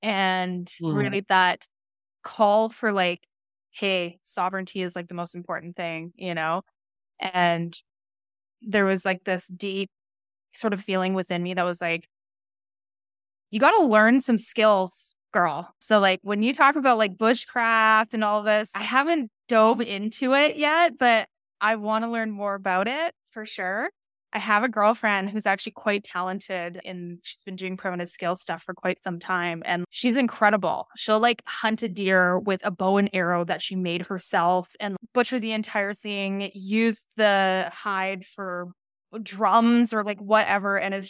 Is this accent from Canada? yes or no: yes; British Columbia, Canada; Like I grew up living in Northern British Columbia. And we were always doing stuff outside.